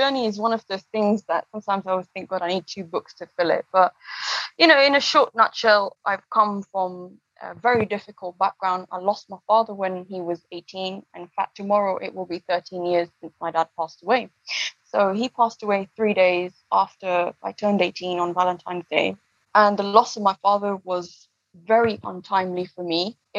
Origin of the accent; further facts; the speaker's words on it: London, United Kingdom; born there; also born or lived in East Africa / United States / France; My mother is from Kenya. My dad is from Uganda. We're obviously based on South Asian origin. And I was born in London, but I also lived a lot of the time in East Africa. I've lived in the US and I've also lived in France as well.